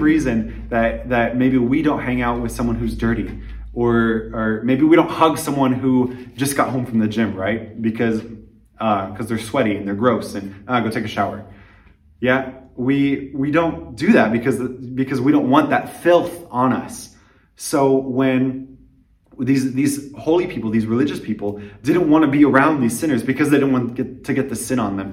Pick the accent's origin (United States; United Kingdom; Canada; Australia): United States; moved away as an adult; now in Liberec, Czech Republic; I'm an American missionary in Liberec, Czech Republic